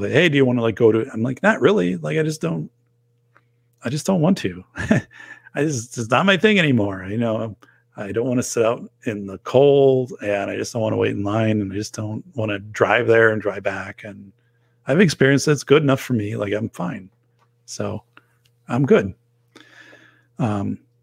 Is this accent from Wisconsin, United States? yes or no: yes; Wisconsin, United States; We're both from Wisconsin